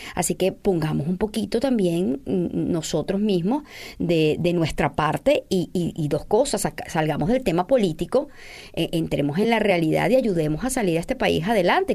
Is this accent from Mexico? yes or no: no; Venezuela; nosotros los venezolanos